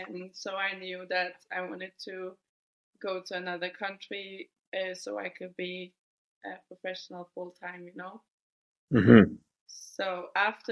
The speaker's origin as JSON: {"language": "English", "town": "Copenhagen", "region": "Capital Region of Denmark", "country": "Denmark", "tie": "born or raised there", "also_born_or_lived": "Sweden / Wolfsburg, Germany", "moved": "as an adult", "lives_now": "Madrid, Spain", "said": "I'm 22 years old, and I'm from Denmark. I grew up in Copenhagen."}